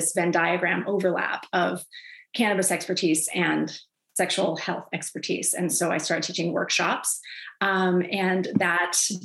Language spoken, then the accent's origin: English; Florida, United States; now in Seattle, United States; I come from Florida